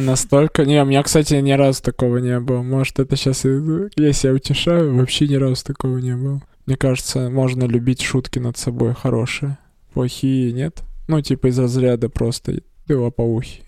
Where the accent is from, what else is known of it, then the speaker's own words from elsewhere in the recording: Perm, Perm Krai, Russia; я из Закамска